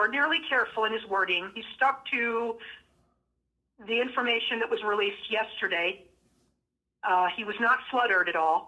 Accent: Las Vegas, Nevada, United States; I'm from Vegas

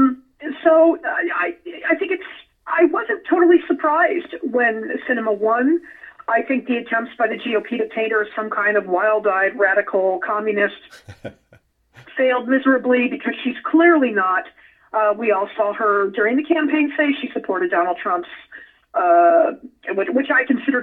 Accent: Nevada, United States; my home state

